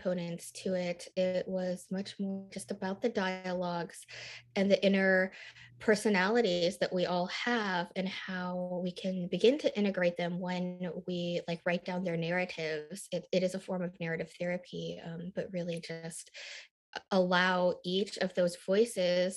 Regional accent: Michigan, United States; also born or lived in Busan, Korea / Nashville, Tennessee; I grew up in a very rural, small, white town in the Midwest in Michigan

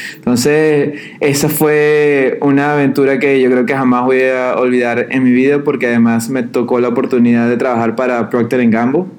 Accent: Venezuela; Yo soy de Venezuela

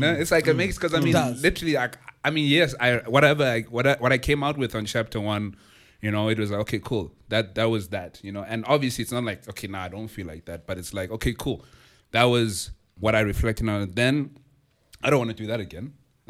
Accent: Kokstad, KwaZulu-Natal, South Africa; also born or lived in Durban; now in Johannesburg, South Africa; I'm originally from Ekokstad

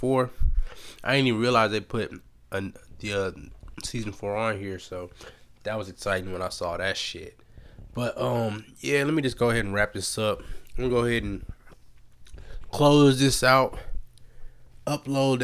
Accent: United States; I was born in America to immigrant ass parents

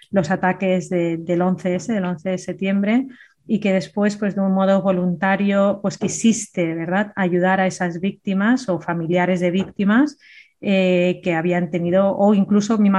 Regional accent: Andalusia, Spain; accent: Andalusian; Que tengo acento andaluz.

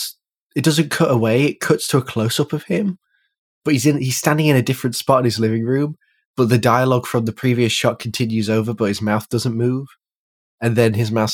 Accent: the north of England, United Kingdom; Well, from the north

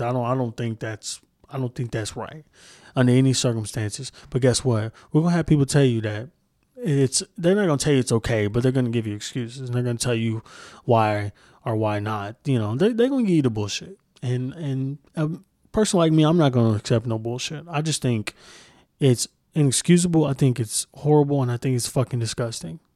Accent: Moore, Oklahoma, United States; I grew up in Moore, Oklahoma

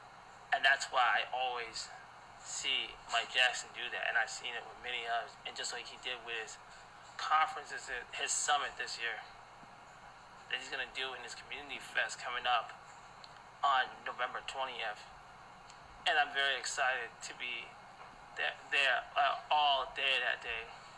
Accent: Ghana; I am a Ghanaian. I am African blood first.

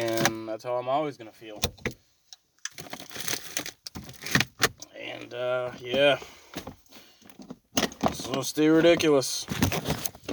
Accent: Canada; I'm a Canadian

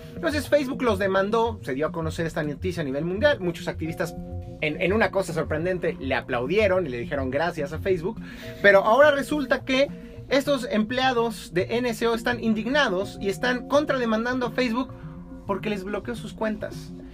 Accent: Mexico; acá en México

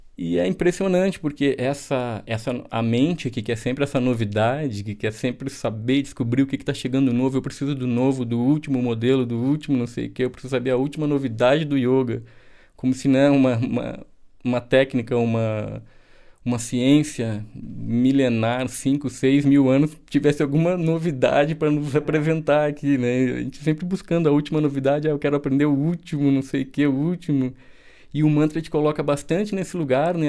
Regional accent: Porto Alegre, Rio Grande do Sul, Brazil; moved away; also born or lived in Pernambuco; eu nasci em Porto Alegre, eu sou gaúcho

